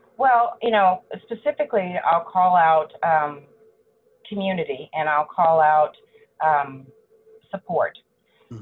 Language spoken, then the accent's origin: English; Allen, Texas, United States; also born or lived in Dallas, Texas / Houston, Texas; I grew up in Allen, Texas, north of Dallas